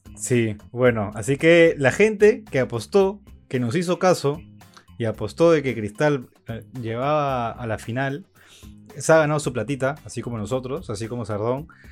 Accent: Ica, Peru; moved away; yo soy de Ica

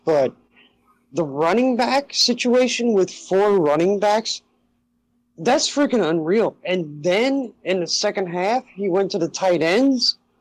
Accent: Cincinnati, Ohio, United States; I'm from Cincinnati, and I love Notre Dame, I love my Reds, I love everything about Ohio except Ohio State

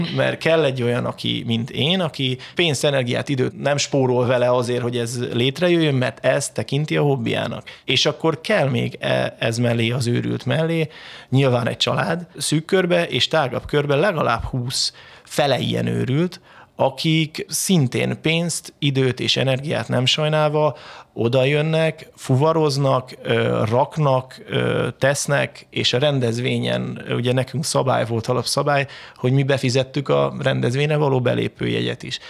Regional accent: Hungary; moved away as an adult; also born or lived in Southend, England; én megy- mekkora magyar vagyok

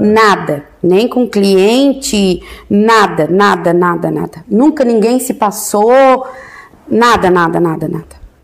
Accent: Orleans, Santa Catarina, Brazil; also born or lived in Florianópolis / Imbituba; eu entrei aqui na quinta série

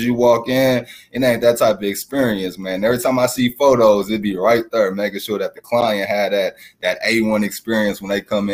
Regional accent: St. Louis, Missouri, United States; growing up in St. Louis, because I'm born and raised

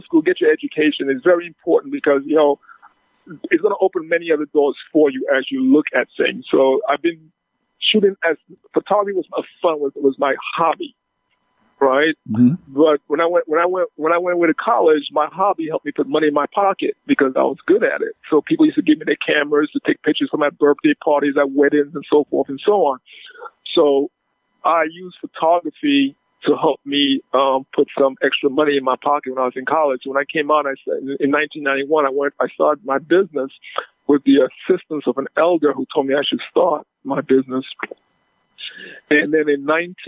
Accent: St. Lucia; now in United States; I'm a born Lucian. You know, I'm from St. Lucia. I've been in the U.S. since 1968.

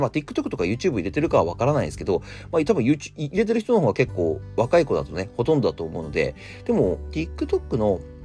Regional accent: Akita, Japan; 秋田県出身なんですよ

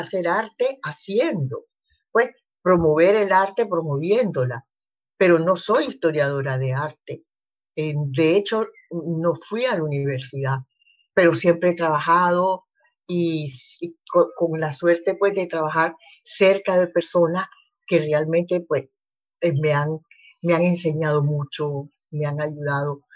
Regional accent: Masaya, Nicaragua; moved away as an adult; Yo viví en Masaya porque yo nací en Masaya, yo, yo, me, yo me crié en Masaya

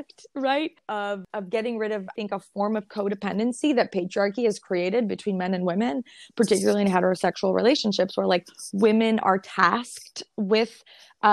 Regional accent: Montreal, Quebec, Canada; I'm from Montreal. I'm from Rosemont to Tatry

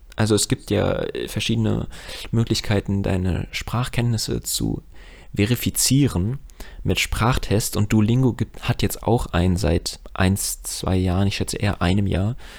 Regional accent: Frankfurt am Main, Hesse, Germany; als Frankfurter

